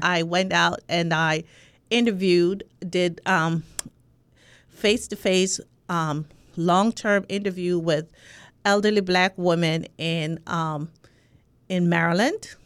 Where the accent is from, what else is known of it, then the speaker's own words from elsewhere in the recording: Spanish Town, Saint Catherine, Jamaica; accent: Jamaican; moved away as an adult; also born or lived in New York; I'm from Jamaica, from, um, Spanish Town, Jamaica